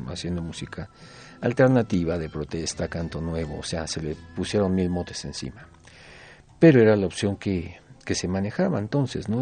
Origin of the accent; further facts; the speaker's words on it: Mexico City, Mexico; Yo vengo de Tepito, yo vivía en la calle de Vidal Coser